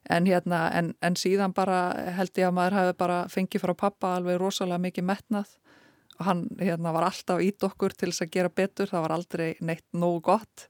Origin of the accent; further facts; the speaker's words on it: Eskifjörður, Eastern Region, Iceland; ég fætt og uppalinn á Eskifyrði